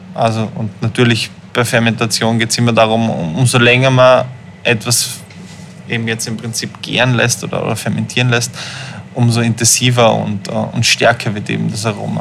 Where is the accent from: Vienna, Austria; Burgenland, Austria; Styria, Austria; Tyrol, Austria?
Vienna, Austria; Aufgewachsen bin ich aber in Wien